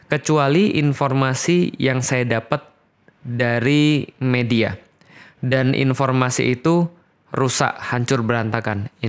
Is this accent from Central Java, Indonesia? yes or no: no; Palembang, South Sumatra, Indonesia; Nah, saya lahir bulan Januari, lahir di Palembang. Uh, tahun berapa? Tahun 1984. Jadi saya besar di Palembang dan disitulah saya mendapatkan latar belakang saya sebagai seorang Katolik.